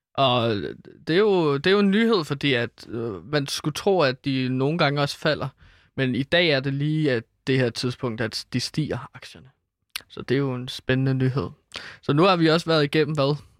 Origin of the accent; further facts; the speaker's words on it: Herlev, Capital Region of Denmark, Denmark; i Herlev, hvor jeg er fra